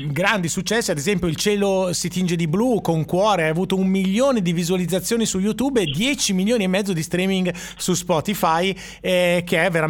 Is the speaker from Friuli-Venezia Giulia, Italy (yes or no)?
no; Saronno, Lombardy, Italy; now in Sanremo, Italy; io sono di Saronno, sono venuto qui a Sanremo tanti ah. anni fa.